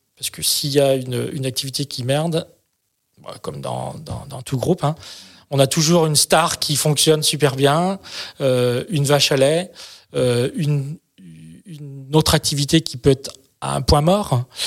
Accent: France; chez nous en France

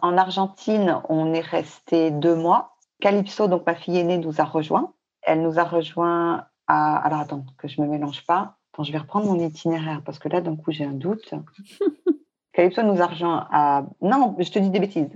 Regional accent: Paris, Île-de-France, France; moved away as an adult; also born or lived in Bangkok / Hong Kong; now in Fontainebleau, France; Pourtant, on est parisien. Moi, je suis née à Paris, j'ai vécu tout le temps à Paris

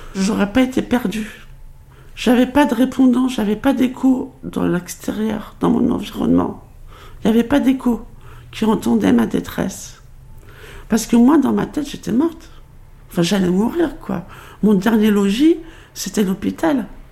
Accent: Paris, Île-de-France, France; also born or lived in Pointe-à-Pitre, Guadeloupe; je suis née euh, à Pointe-à-Pitre, en Guadeloupe. Les histoires de parents euh, divorcés avec une mère qui part à Paris pour travailler ont fait que, à l'âge de 6 ans, je me retrouve à Paris, dans le 18e arrondissement

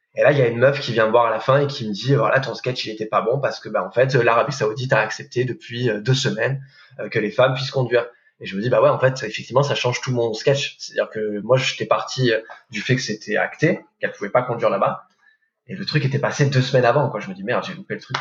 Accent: the South, southern France, France; je viens du Sud

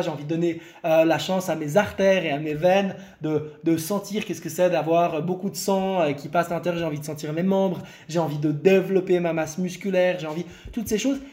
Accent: Lebanon; je suis né au Liban, je viens du Liban

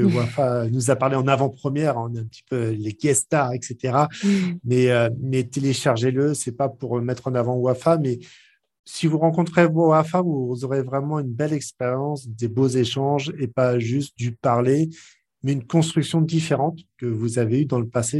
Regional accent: France; accent: French; mon accent bien trempé français

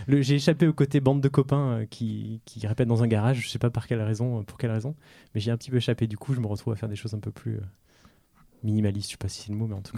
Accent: France; je suis français né en France

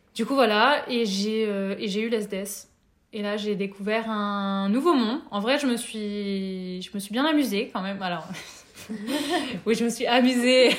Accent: Nevers, Bourgogne-Franche-Comté, France; moved away as an adult; also born or lived in Lyon; Je suis née à Lyon et j'ai grandi à Nevers

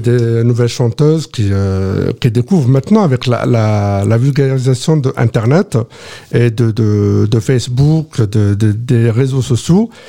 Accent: Soummam Valley, Kabylie, Algeria; je viens de la vallée de la Soumam aussi, à 22 km d'Arbou

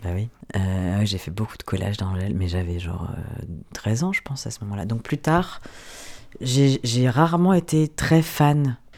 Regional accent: Ardèche, Auvergne-Rhône-Alpes, France; moved away as an adult; also born or lived in Belgium; Je suis née en Ardèche, j'ai grandi dans une petite ville

